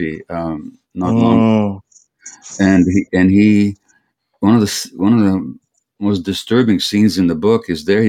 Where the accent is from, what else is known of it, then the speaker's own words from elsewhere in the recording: Hungary; now in Canada; I grew up in Hungary.